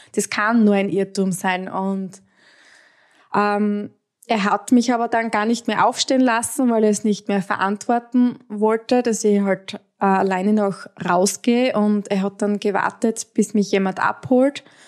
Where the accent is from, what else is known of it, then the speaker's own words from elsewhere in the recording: Styria, Austria; ich komme aus der Steiermark, aus Österreich.